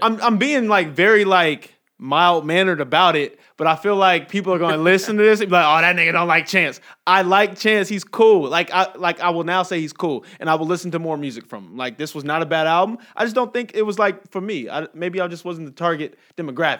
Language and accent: English; Inglewood, California, United States; now in Las Vegas, United States; growing up in Inglewood